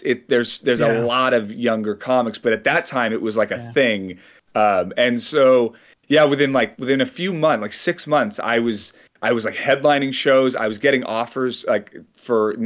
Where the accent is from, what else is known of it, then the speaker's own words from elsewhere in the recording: San Francisco Bay Area, California, United States; I grew up in the San Francisco Bay Area